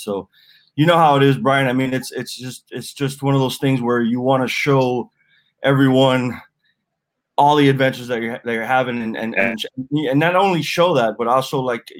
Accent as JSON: {"language": "English", "town": "Miami", "region": "Florida", "country": "United States", "tie": "born or raised there", "said": "I'm a avid angler down here in Miami, Florida. So I'm a native."}